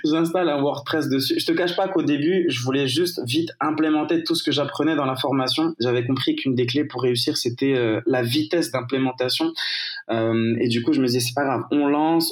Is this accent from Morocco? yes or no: yes; Morocco; moved away as an adult; also born or lived in France / Marseille / Alsace / Germany; je suis né, j'ai grandi au Maroc